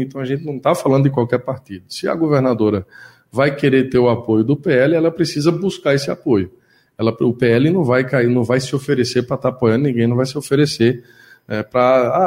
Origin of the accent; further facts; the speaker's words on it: Garanhuns, Pernambuco, Brazil; now in Caruaru, Brazil; eu sou natural de Garanhuns, mas hoje moro em Caruaru